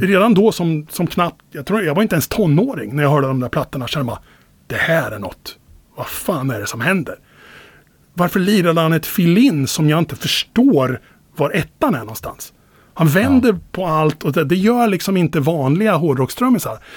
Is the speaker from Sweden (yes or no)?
yes; Finspång, Östergötland, Sweden; i Finspång när jag växte upp